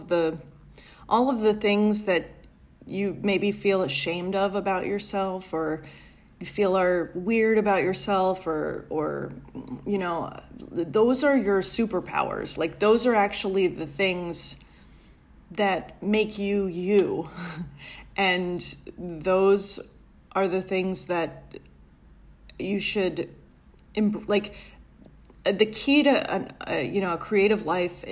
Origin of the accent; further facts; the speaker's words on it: New York City, New York, United States; I grew up in a Italian-American neighborhood in Brooklyn